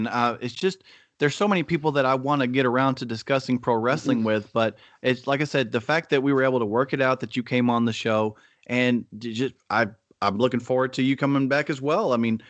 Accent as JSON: {"language": "English", "region": "Texas", "country": "United States", "said": "I'm from Texas"}